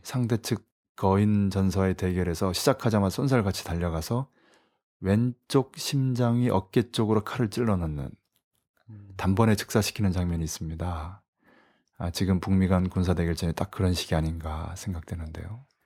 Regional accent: South Korea; 어느 나라 출신이냐고 물어서 코리아라고 했더니

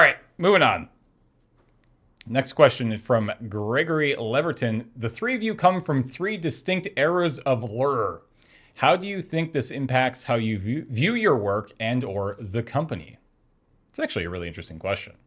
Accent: Canada; we're Canadian

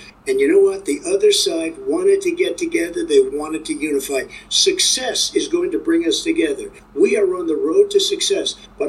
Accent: Claymont, Delaware, United States; born or raised there

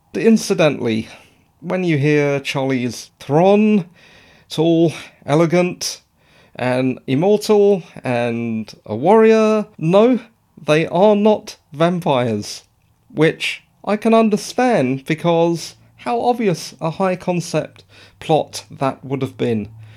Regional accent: England, United Kingdom; I'm English

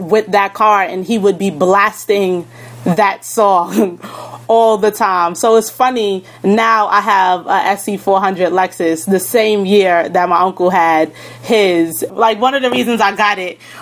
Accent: New York City, New York, United States; I am from Southside, Jamaica, Queens.

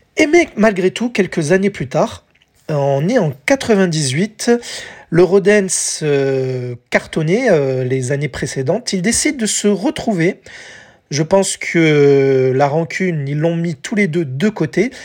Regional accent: France; chez nous en France

